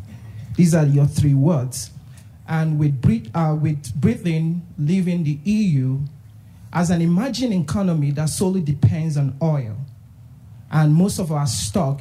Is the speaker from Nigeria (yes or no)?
yes; Nigeria; moved away; I'm originally from Nigeria. In January, you visited my home country